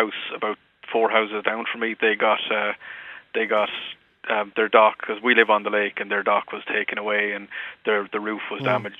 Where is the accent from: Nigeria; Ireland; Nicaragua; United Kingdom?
Ireland; Mullingar, Leinster; now in South Carolina, United States